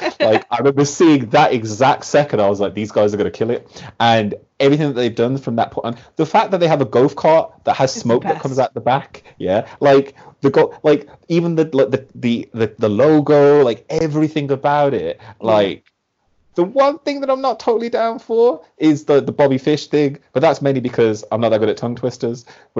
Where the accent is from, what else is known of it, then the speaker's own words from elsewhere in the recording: Birmingham, West Midlands, United Kingdom; so like Pete Dunne's from Birmingham, yeah? I am also from Birmingham.